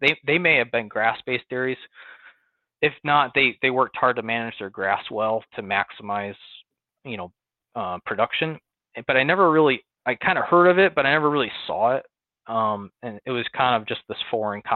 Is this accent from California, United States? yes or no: no; near Buffalo, Western New York, United States; now in Sherman, Texas, United States; you can probably tell from my accent, I'm not from Texas. I grew up in Western New York, near Buffalo, on a farm